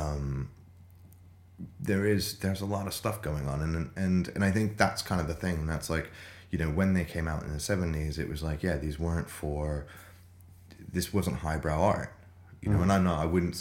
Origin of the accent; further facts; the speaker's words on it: United States; now in London, United Kingdom; I'm obviously American